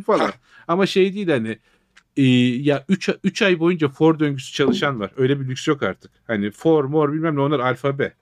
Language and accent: Turkish; Trabzon, Turkey; born or raised there; moved away